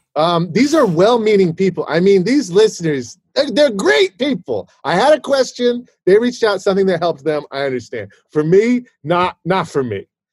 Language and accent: English; Fort Worth, Texas, United States; I was born in Fort Worth, Texas